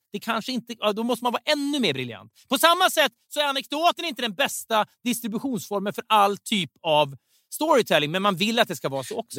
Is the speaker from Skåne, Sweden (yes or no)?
no; Sundsvall, Västernorrland County, Sweden; jag kommer ju från Sundsvall